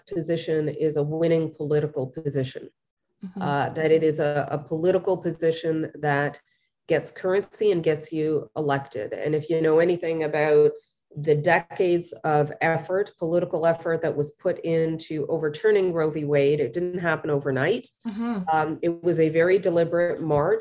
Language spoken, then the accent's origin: English; Canada; we are Canadian, not American